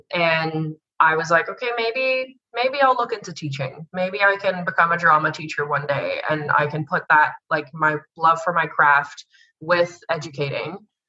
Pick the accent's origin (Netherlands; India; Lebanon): Netherlands; accent: Canadian; now in Australia; No, so I sound Canadian. I'm from the Netherlands.